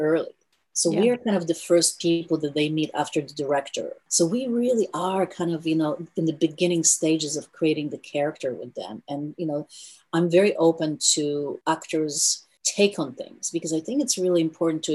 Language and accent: English; India; also born or lived in Europe / New York; now in Los Angeles, United States; I was born in India